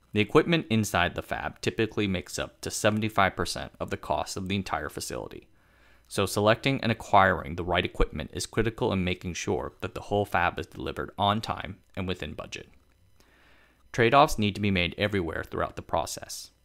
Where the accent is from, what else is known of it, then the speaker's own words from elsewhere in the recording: Tainan, Taiwan; my hometown of Tainan